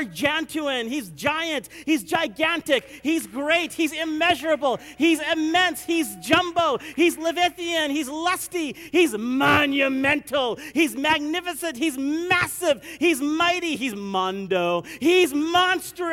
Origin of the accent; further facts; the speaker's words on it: India; I'm Indian